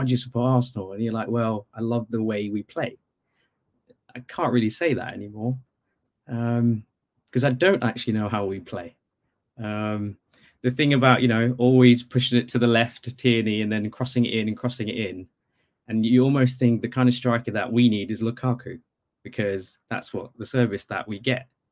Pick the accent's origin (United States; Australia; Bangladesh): Bangladesh; now in Norwich, United Kingdom; I actually grew up in Bangladesh